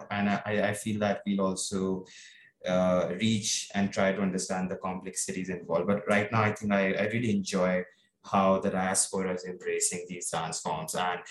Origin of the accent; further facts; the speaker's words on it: North India, India; I'm North Indian, so for me, my like I grew up on Bollywood